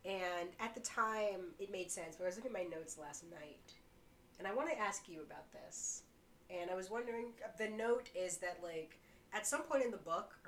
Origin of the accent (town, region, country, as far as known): New York, United States; born or raised there